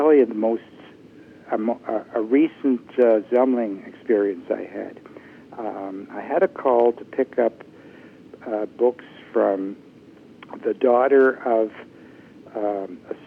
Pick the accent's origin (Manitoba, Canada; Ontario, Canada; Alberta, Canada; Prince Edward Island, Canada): Ontario, Canada; Toronto; moved away; I was born in 1936 in Toronto